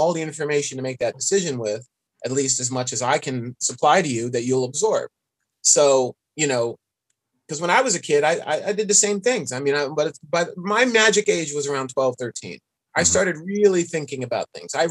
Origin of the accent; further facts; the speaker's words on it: New York City, New York, United States; I grew up in New York City